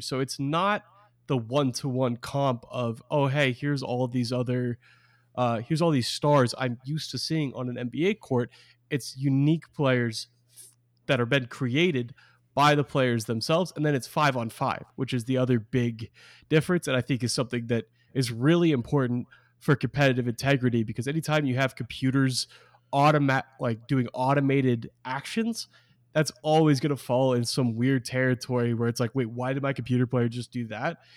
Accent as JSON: {"language": "English", "town": "Portland", "region": "Oregon", "country": "United States", "tie": "born or raised there", "said": "Portland, my, my hometown"}